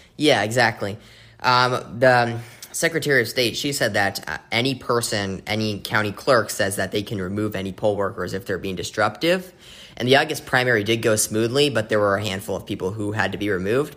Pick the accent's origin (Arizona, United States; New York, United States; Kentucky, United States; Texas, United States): Arizona, United States; Phoenix; my hometown of Phoenix